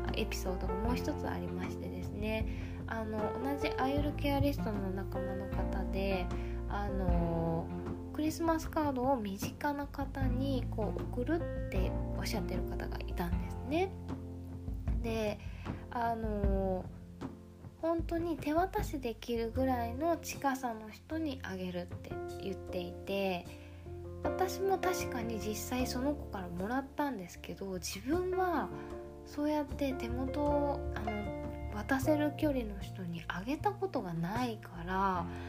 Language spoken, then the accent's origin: Japanese; Japan; 日本人の私たちグループ